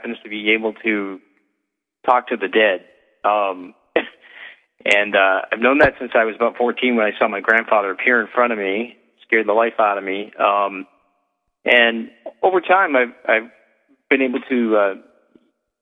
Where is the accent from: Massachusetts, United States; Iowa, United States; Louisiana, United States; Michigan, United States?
Massachusetts, United States; moved away; also born or lived in New Hampshire; I'm actually coming back to Massachusetts, which is really? My home state